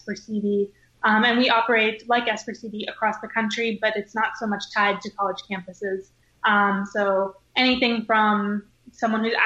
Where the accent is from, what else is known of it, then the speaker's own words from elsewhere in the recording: Ketchikan, Alaska, United States; I was born and raised in Ketchikan, Alaska